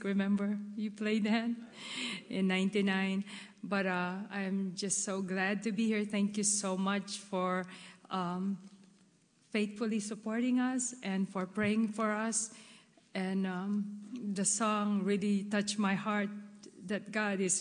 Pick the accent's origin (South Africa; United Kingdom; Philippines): Philippines; moved away; I was born and raised in the Philippines